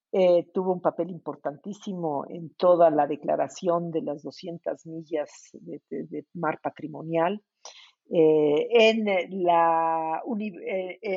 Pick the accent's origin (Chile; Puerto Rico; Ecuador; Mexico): Mexico